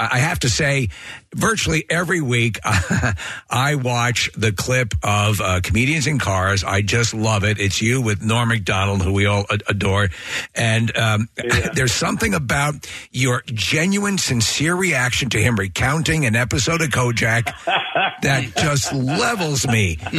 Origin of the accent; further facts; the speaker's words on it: New York, United States; I'm from New York, and it was that was the Sheepshead Bay